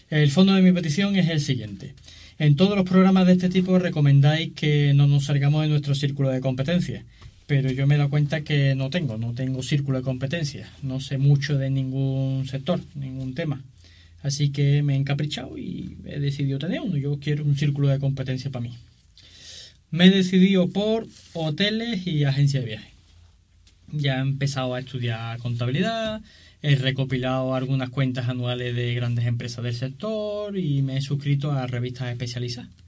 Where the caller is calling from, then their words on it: Seville, Andalusia, Spain; de Sevilla.